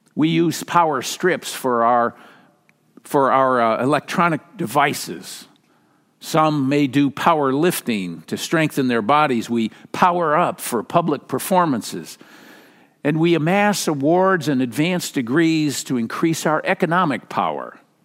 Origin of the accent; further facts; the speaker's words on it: Minnesota, United States; moved away; growing up in Minnesota